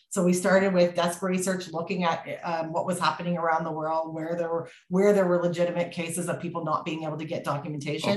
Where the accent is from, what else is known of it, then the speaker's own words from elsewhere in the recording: Canada; as a Canadian